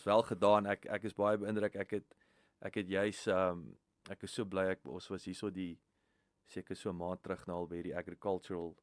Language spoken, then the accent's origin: Afrikaans; Riebeeckstad, Free State, South Africa; moved away; ek het in Riebeekstad groot geword, 10 minute van Welkom